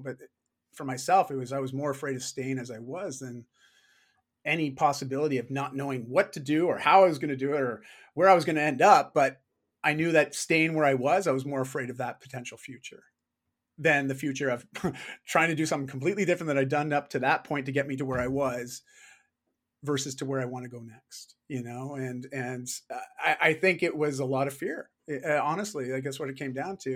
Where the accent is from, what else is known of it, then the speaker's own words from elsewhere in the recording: Canada; I am Canadian